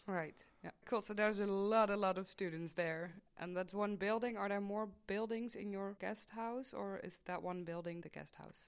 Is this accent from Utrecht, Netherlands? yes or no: no; Maastricht, Limburg, Netherlands; I am from Maastricht. I was born and raised here